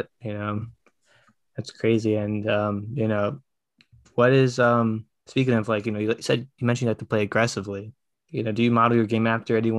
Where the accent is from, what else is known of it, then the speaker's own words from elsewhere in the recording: Danbury, Connecticut, United States; I come from Danbury.